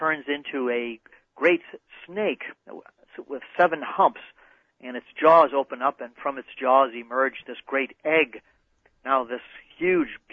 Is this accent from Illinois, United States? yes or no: yes; Chicago, Illinois, United States; moved away; I'm from Chicago originally